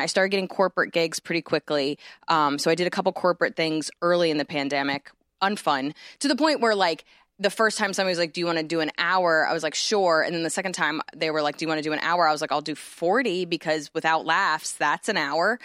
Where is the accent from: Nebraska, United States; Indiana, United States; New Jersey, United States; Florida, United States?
New Jersey, United States; moved away; I grew up in Jersey where the only thing we had was malls